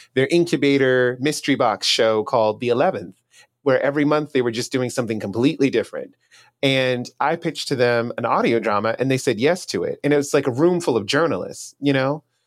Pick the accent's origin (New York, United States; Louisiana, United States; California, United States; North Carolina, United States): Louisiana, United States; moved away as an adult; also born or lived in New Orleans, Louisiana; now in Austin, United States; I'm from Louisiana in general but I've spent the past five years living in New Orleans